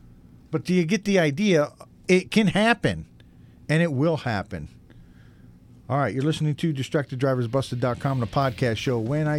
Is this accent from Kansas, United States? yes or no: no; upstate New York, United States; now in Los Angeles, United States; my hometown back in upstate New York.